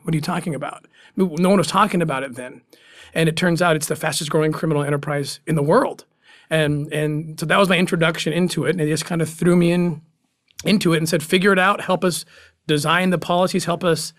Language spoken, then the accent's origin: English; United States; being an American